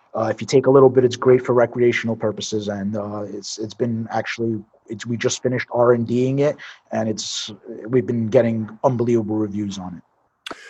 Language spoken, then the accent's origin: English; New York City, New York, United States; moved away; I'm from Brooklyn. So born and raised in Brooklyn, New York. Uh, grew up basically uh, around the Coney Island area.